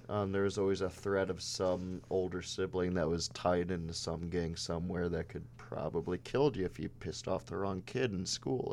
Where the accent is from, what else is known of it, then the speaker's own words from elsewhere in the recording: Chicago, Illinois, United States; growing up with our family in the city, inside the city, in Chicago public schools